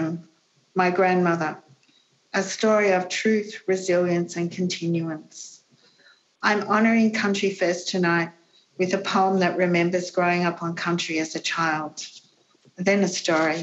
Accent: Gundagai, New South Wales, Australia; I was born on country in the early 1960s. I grew up along the road to Gundagai, Wiradjuri country

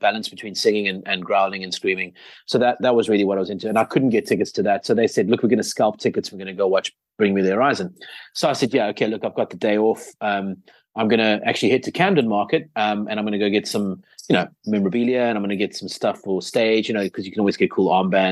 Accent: South Africa; South Africa

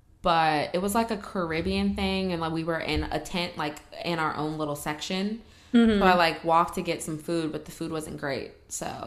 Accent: Philadelphia, Pennsylvania, United States; I'm from Philly, so we all have

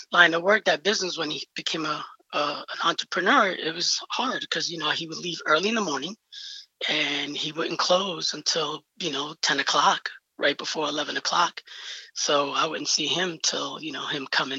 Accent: New York City, New York, United States; I'm from the Bronx, New York

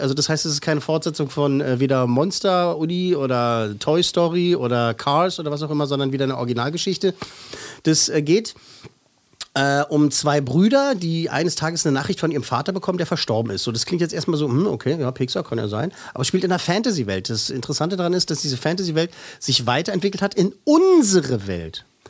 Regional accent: Germany; Bei uns in Deutschland

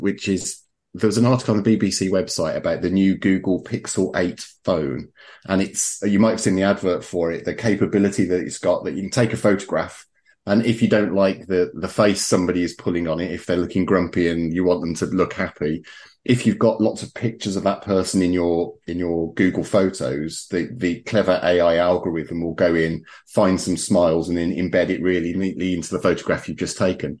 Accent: Birmingham, West Midlands, United Kingdom; being a Brummie

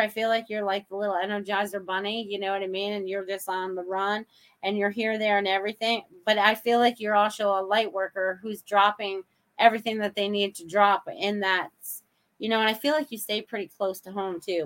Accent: Maine, United States; my childhood when I was growing up in Maine

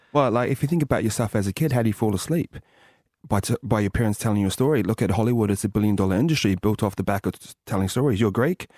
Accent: Tokoroa, Waikato, New Zealand; moved away; also born or lived in England / Penrith; Grew up in a small town called Tokoro

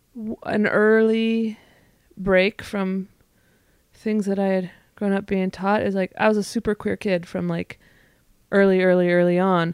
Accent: Northern California, United States; now in Portland, United States; I live in Portland, Oregon. I'm from Northern California.

